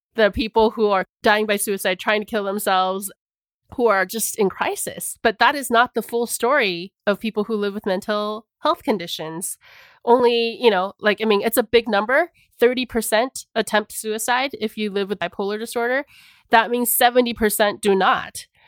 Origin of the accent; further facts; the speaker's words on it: Arizona, United States; the isolation I had felt growing up in Arizona